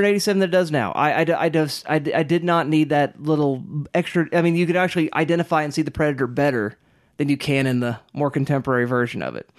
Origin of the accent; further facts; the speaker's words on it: Kiowa country, Oklahoma, United States; growing up in Kiowa country